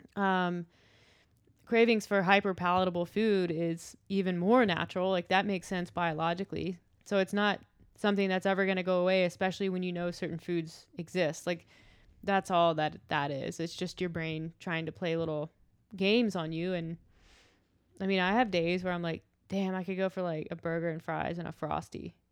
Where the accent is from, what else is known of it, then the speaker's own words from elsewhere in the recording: the South, United States; I'm from the South